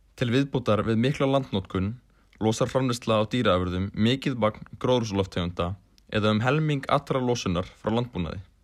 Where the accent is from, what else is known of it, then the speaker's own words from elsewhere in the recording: Iceland; Við sem Íslendingar